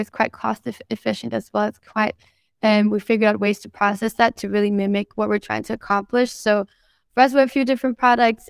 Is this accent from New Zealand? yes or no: no; Denmark; moved away; also born or lived in Sweden; I grew up in Denmark